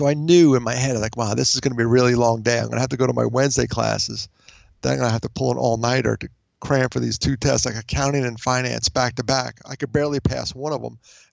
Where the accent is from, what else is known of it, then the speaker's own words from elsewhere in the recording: outside of New York City, United States; I grew up outside of New York City. I was very fortunate to be part of a large family. There were five kids. You know, that's large by today's standards. Back then, it was normal. Five of us … living outside of New York City.